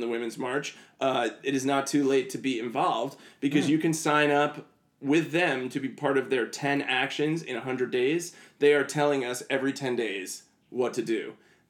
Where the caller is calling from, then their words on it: New York, United States; And I was like, New York.